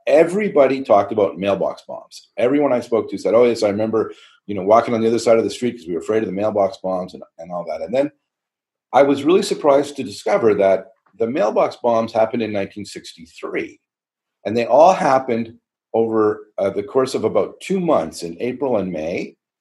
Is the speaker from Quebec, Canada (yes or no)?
yes; Montreal, Quebec, Canada; moved away as an adult; also born or lived in Toronto; now in Niagara Peninsula, Canada; I grew up in Montreal. I grew up on the South Shore of Montreal in Greenfield Park until my last year of high school when I went to LaSalle.